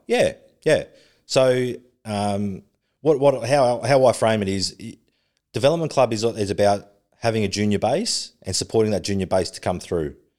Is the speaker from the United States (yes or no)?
no; Sydney, New South Wales, Australia; also born or lived in Melbourne; I grew up in Western Sydney.